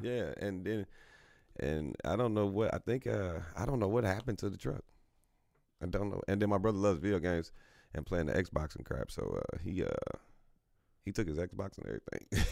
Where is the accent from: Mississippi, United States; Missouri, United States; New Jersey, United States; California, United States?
Missouri, United States; Kansas City; growing up on Thirty Third and Highland, you know, was, you know, crazy within itself, just in the city